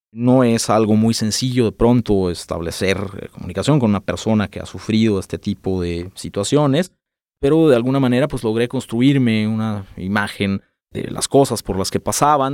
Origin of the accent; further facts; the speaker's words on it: Guadalajara, Jalisco, Mexico; nací acá en Guadalajara